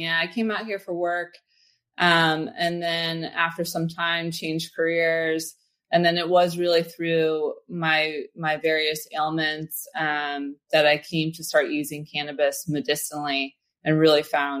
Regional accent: Philadelphia, Pennsylvania, United States; also born or lived in St. Louis / Detroit; now in San Francisco, United States; I grew up actually in St. Louis and Detroit and then Philly. I spent my formative years. So shout out to all my Philadelphians out there.

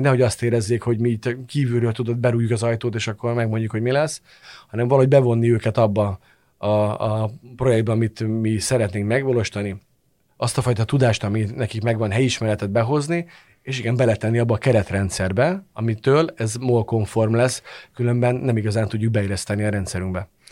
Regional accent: Hungary; magyarként hazai pályán vagyok

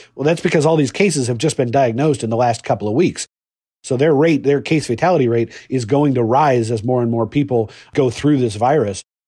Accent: Seattle, Washington, United States; my hometown of Seattle

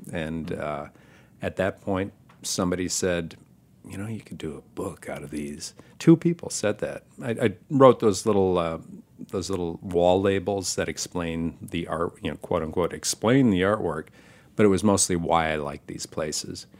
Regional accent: Michigan, United States; moved away as an adult; also born or lived in Ann Arbor, Michigan / Manhattan, New York; now in Brooklyn, United States; my dad was a, a, an owner of a restaurant and a saloon in my hometown in Michigan

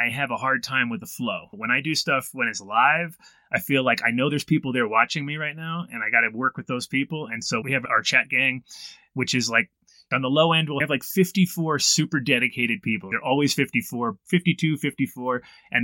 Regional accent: Woodstock, New York, United States; moved away as an adult; also born or lived in Amsterdam / Colorado; I was born in Woodstock in 1969 in June

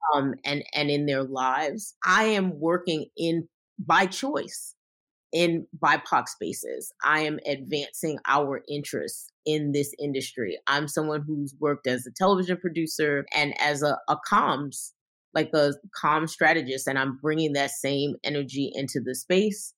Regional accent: New York City, New York, United States; I came from Brooklyn

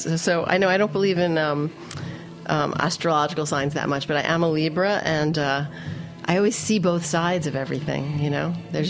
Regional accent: New York City, New York, United States; I grew up in Queens, but I live in Manhattan.

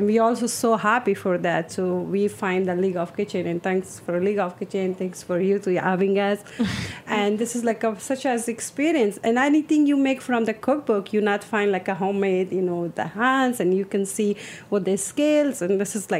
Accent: Afghanistan; English is a second language; also born or lived in Russia; now in New York, United States; I came from Russia, which is, I'm from originally from Afghanistan, but I was live in Russia. And then from Russia, I came to refugee in the New United States 2010.

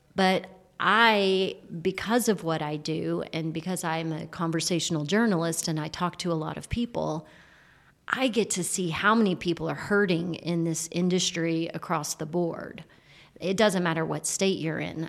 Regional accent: Texas, United States; moved away as an adult; also born or lived in California; I've just returned to Texas a year ago after being in California for eight years, and when I got back, I'm like, Yeah, I'm a Texan.

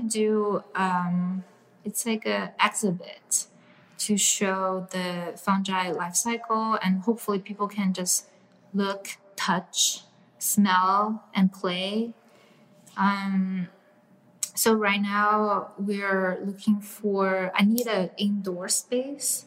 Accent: China; moved away; I grew up in China

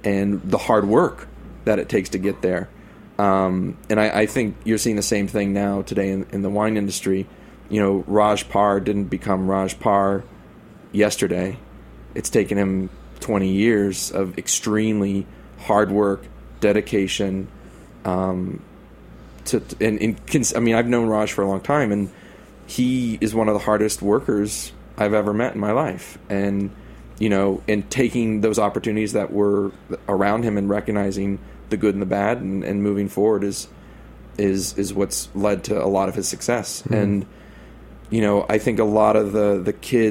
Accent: Texas, United States; moved away as an adult; now in New York, United States; us Texans

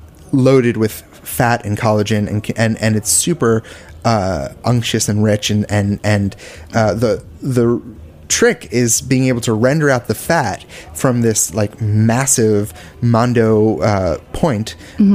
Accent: Bergen County, New Jersey, United States; also born or lived in Philadelphia / Austin; now in New York City, United States; I grew up right outside of New York City, in New Jersey, right over the bridge

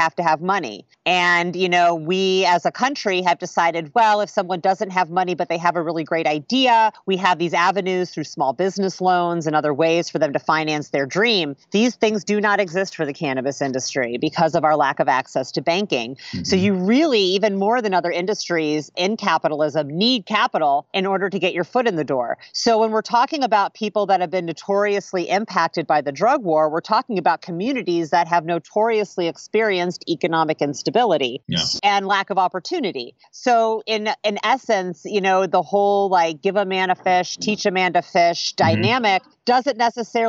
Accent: Indiana, United States; moved away as an adult; also born or lived in Chicago, Illinois / Oakland, California; I grew up in Indiana

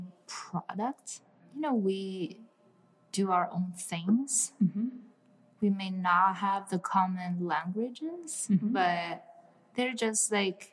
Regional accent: Shanghai, China; now in New York City, United States; I grew up in China

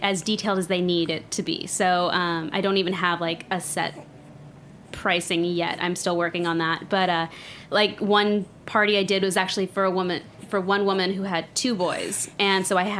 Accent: Arcadia, California, United States; also born or lived in La Cañada, California; I grew up in Arcadia, California.

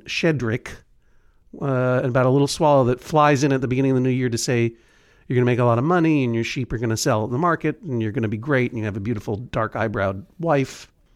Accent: New England, United States; I'm from New England, a region of the United States.

